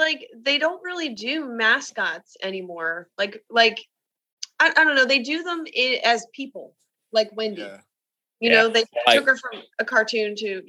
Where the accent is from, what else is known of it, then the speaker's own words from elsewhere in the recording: New Jersey, United States; I grew up near a larger city. I'm from South Jersey. So I was very close to Philadelphia